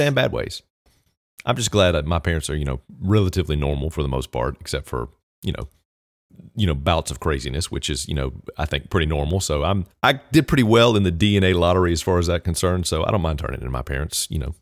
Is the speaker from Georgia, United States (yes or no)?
no; Southwest Virginia, United States; accent: Southern; Southwest Virginia, which is where basically I'm from